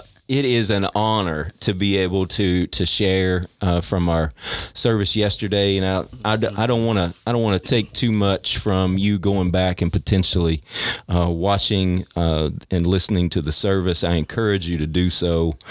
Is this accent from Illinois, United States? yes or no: no; near Bowling Green, Kentucky, United States; also born or lived in Fort Walton Beach, Florida; I was born in Fort Walton Beach, Florida. Grew up in near Bowling Green, Kentucky.